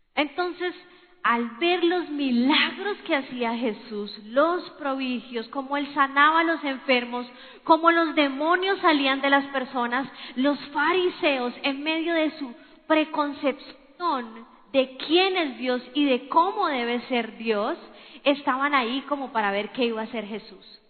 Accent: Colombia; somos colombianos

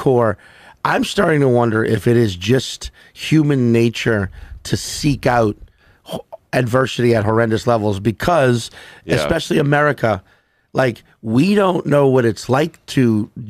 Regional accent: Louisiana, United States; moved away; I grew up in the South. If you grew up in the South, you are Catholic by default

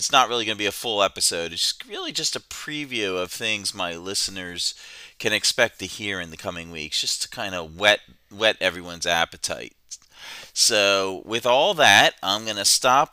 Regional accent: Pennsylvania, United States; now in Maryland, United States; That's my home state originally

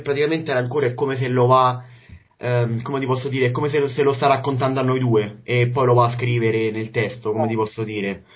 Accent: Rome, Lazio, Italy; io da romano

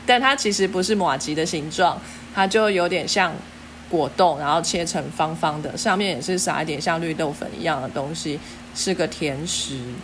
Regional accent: Taiwan; 我们台湾人

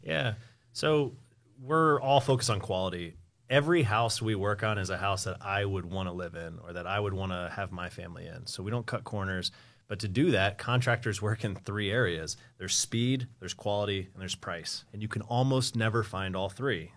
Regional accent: Columbus, Ohio, United States; also born or lived in Springfield, Ohio; I'm from Columbus.

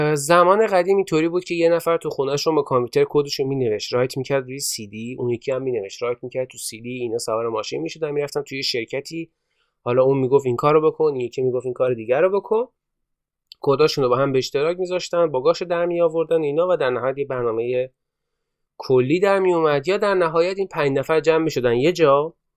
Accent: Iran

